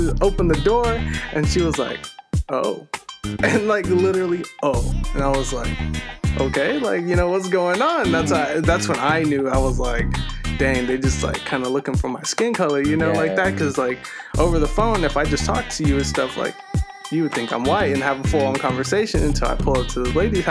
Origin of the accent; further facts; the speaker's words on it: Paso Robles, California, United States; also born or lived in San Francisco Bay Area, California; I grew up in the Bay until like I was like maybe one, two or anything like something like that. And then I moved to Paso.